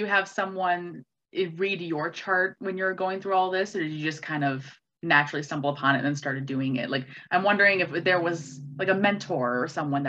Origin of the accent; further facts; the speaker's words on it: White Bear Lake, Minnesota, United States; I grew up in White Bear Lake